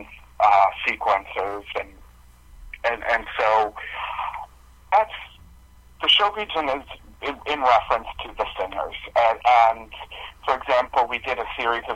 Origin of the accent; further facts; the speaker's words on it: Lakeville, Massachusetts, United States; now in Fall River, United States; I'm from Massachusetts. I grew up in a small town called Lakeville, but I'm currently living in Fall River